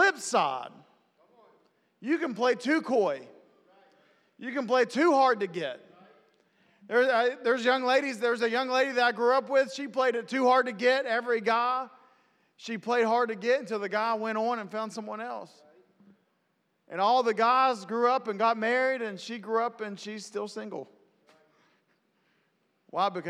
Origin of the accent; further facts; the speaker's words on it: West Virginia, United States; I'm from West Virginia